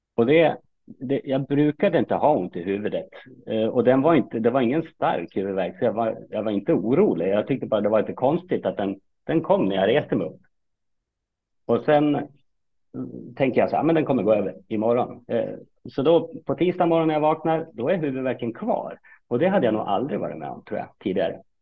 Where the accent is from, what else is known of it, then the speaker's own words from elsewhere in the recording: Fagersta, Västmanland, Sweden; moved away as an adult; also born or lived in Kalmar / Uppsala; jag är uppfostrad och uppväxt i Fagersta